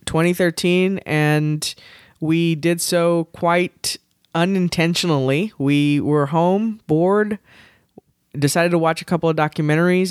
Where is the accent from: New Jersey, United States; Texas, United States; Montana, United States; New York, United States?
Texas, United States; raised, and I say I will probably die in Texas.